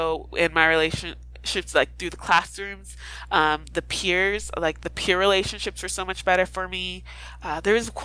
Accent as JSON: {"language": "English", "region": "Idaho", "country": "United States", "moved": "as an adult", "said": "where I'm from Idaho"}